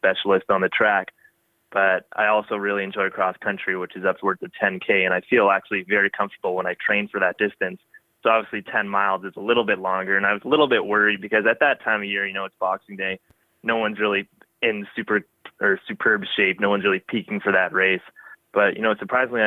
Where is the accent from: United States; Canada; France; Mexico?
Canada; Windsor, Ontario; growing up in Windsor, we get some pretty hot and humid summers